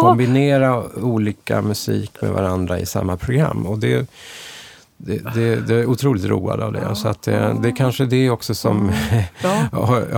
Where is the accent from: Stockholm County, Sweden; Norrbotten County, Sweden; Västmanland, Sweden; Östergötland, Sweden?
Stockholm County, Sweden; Stockholm; jag är född och uppvuxen i Stockholm